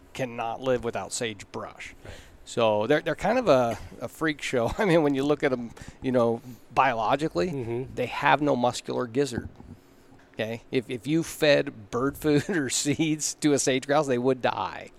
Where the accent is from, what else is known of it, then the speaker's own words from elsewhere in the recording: Klamath Falls, Oregon, United States; moved away as an adult; now in Montana, United States; I grew up in Klamath Falls, Oregon